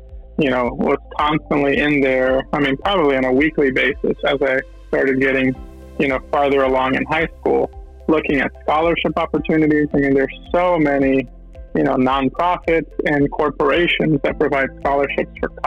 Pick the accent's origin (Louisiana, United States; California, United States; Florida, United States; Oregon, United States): Florida, United States; Tampa; moved away as an adult; also born or lived in Brazil / Washington, D.C. / Idaho; now in New York, United States; I was born in Brazil and kind of grew up there until I was 9 years old. And then my family moved to Tampa, Florida, and that's kind of where I grew up from that point on.